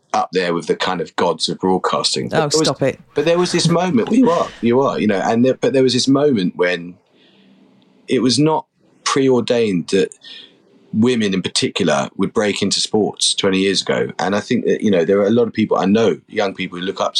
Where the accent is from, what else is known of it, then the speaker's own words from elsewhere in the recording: London, United Kingdom; I grew up in London to part of an amazing family